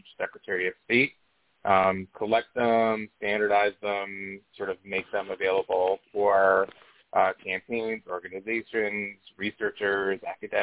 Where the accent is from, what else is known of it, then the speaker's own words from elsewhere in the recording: Israel; moved away; I'm from Israel originally.